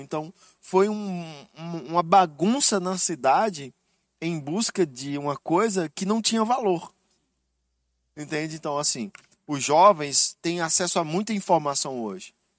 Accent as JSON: {"language": "Portuguese", "country": "Brazil", "said": "eu sou brasileiro"}